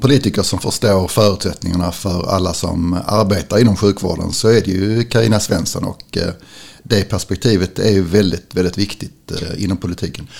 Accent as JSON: {"language": "Swedish", "region": "Skåne", "country": "Sweden", "said": "vi vanliga skåningar"}